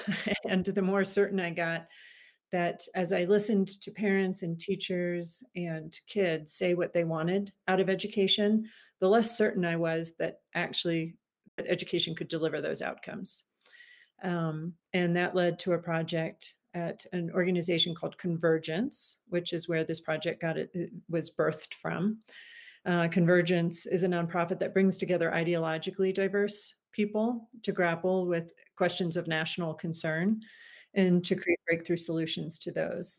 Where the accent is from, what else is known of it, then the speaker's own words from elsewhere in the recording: Wilmington, Delaware, United States; now in Washington, DC, United States; I am from originally from Wilmington, Delaware, so just outside of Philly.